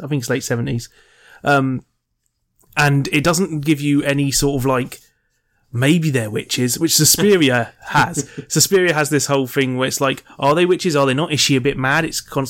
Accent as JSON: {"language": "English", "country": "United Kingdom", "said": "I'm British"}